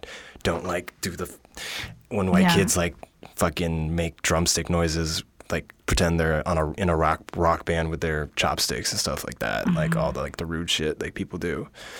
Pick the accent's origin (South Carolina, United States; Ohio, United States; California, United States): California, United States; also born or lived in Tokyo, Japan; I just told you I'm from California.